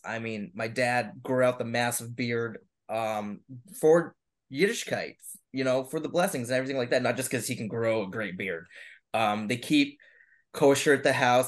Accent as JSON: {"language": "English", "town": "Boston", "region": "Massachusetts", "country": "United States", "said": "I'm from Boston. I, I you know I I love here and I, and I want to stay here and I work here"}